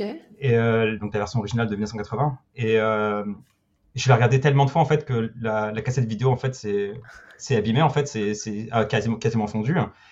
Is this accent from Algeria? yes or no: no; Paris, Île-de-France, France; moved away as an adult; also born or lived in Australia / Luxembourg / England / Spain; en tant que Parisien